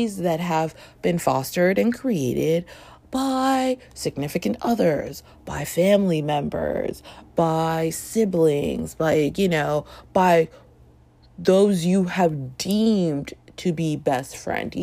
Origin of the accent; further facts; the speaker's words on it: Toronto, Ontario, Canada; moved away as an adult; I grew up in Toronto. Long story. Anyway, was there from like when I was like 5 and a half to 26.